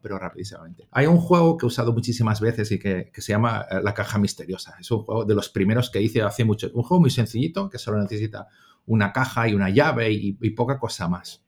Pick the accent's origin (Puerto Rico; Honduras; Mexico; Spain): Spain; Catalonia; also born or lived in England; soy un profe catalán, nacido en Inglaterra, de, procedencia polaca, porque mis abuelos son polacos